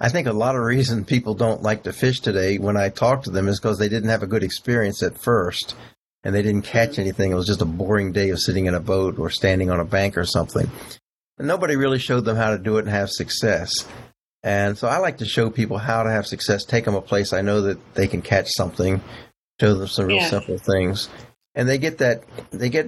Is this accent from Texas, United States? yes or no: yes; Texas, United States; I was from Texas